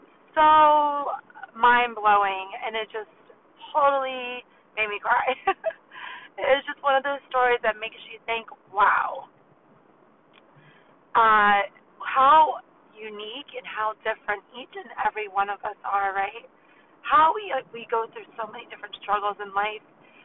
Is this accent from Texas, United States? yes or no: no; New York, United States; I'm from New York